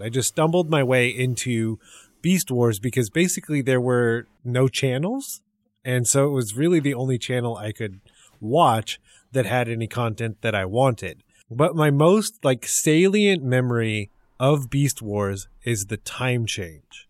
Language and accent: English; Central California, United States; also born or lived in Texas; growing up, I was in Central California, and that is still where I live